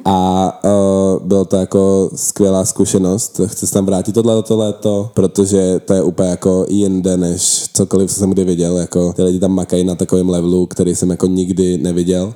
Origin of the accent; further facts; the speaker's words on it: Czechia; my jsme Češi